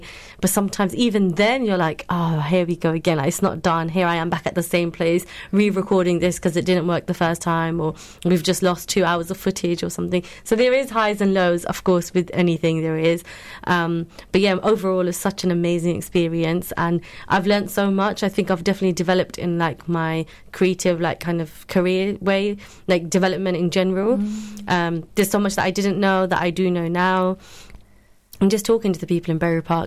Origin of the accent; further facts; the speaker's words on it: Luton, East of England, United Kingdom; a person that's born and raised in Luton and living in Luton